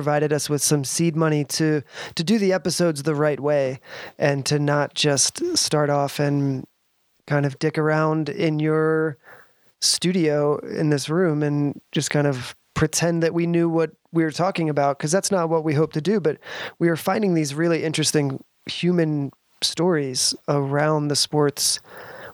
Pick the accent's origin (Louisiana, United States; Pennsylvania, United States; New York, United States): Pennsylvania, United States; Philadelphia area; born or raised there; moved away as an adult; now in Northern New Mexico, United States